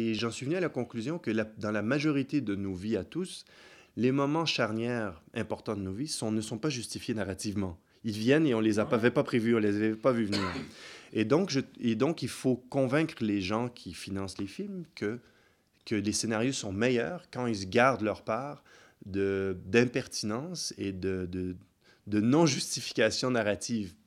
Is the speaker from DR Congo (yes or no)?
yes; Kinshasa, DR Congo; now in Geneva, Switzerland; quand on vient de Kinshasa